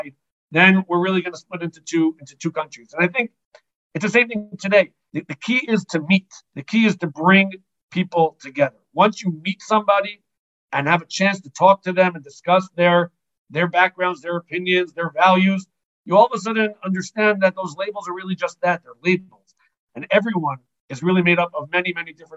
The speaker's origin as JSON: {"language": "English", "country": "United States", "tie": "born or raised there", "moved": "yes", "lives_now": "Israel", "said": "I grew up in America, live in Israel, consider myself religious Zionist."}